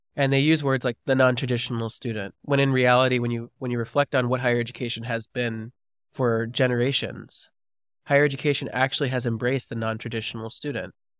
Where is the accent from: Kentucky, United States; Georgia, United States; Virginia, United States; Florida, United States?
Georgia, United States; also born or lived in California; I was born in California and raised in Georgia